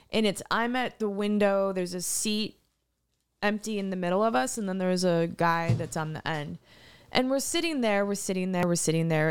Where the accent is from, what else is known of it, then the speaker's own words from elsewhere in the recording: East Texas, United States; I grew up in East Te-, East Texas